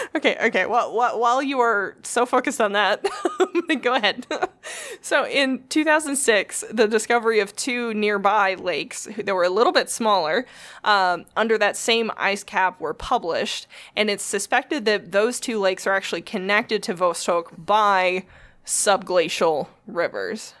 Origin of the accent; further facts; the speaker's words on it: United States; I'm an American